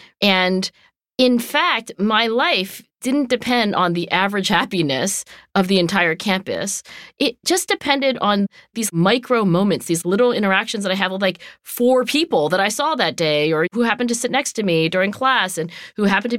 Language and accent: English; Philadelphia, Pennsylvania, United States; And I was born in Philadelphia, too.